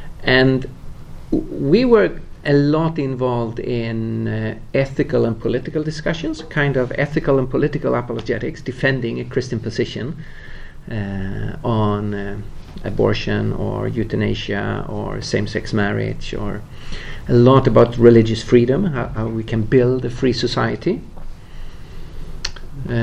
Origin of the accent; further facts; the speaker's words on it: Lund, Skåne, Sweden; So Tuesday evening I was down in the south of Sweden in Lund, my hometown